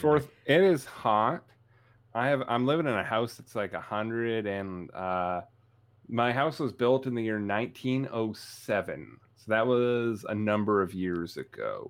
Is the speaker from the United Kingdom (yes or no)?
no; Canada; I'm Canadian. I'm tough